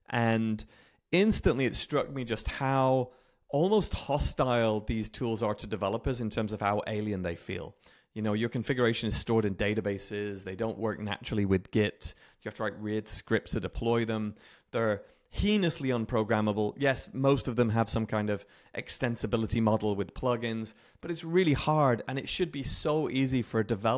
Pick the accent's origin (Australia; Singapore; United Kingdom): United Kingdom; moved away as an adult; now in Redmond, United States; I'm British, if you can still hear the remnants in my accent, but live in the west coast of the US.